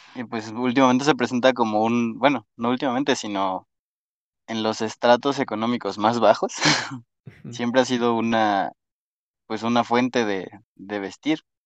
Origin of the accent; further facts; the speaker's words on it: Mexico City, Mexico; soy chilango, bueno, soy, soy de la Ciudad de México